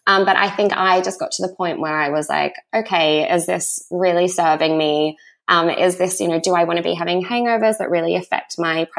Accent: Australia; moved away as an adult; also born or lived in Sydney, Australia / New York, United States; now in London, United Kingdom; I'm Australian and I'm 29. I actually moved to London when I was 20 and then moved back to Sydney for a few years

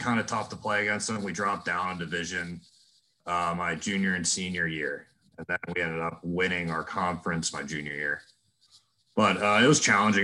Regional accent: Philadelphia, Pennsylvania, United States; moved away as an adult; now in Indiana, United States; I'm from Philly

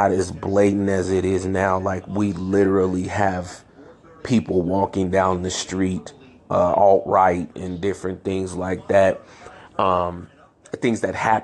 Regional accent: San Francisco, California, United States; born or raised there; also born or lived in Chicago, Illinois

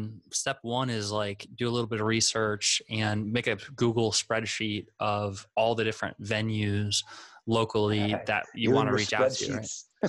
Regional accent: South Dakota, United States; now in Orlando, United States; because I moved here, so I don't technically like I came from South Dakota, so I don't have a lot of like, you know, friends nearby that are performing out live.

